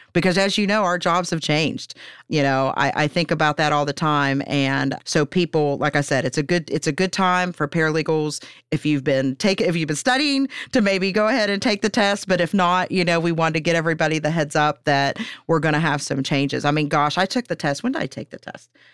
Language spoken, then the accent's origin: English; Pennsylvania, United States; moved away as an adult; now in Huntington, United States; I'm from Pennsylvania originally